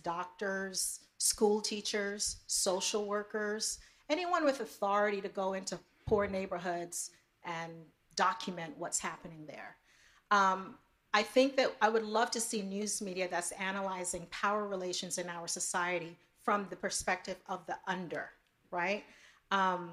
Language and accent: English; New York City, New York, United States; growing up in New York City as an immigrant